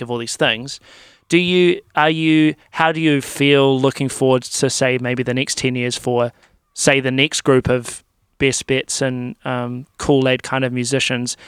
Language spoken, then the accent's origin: English; Timaru, Canterbury, New Zealand; now in Christchurch, New Zealand; I grew up in Timaru